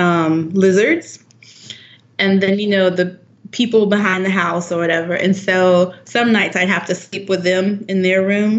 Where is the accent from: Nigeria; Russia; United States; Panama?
United States; moved away as an adult; now in Mérida, Mexico; being American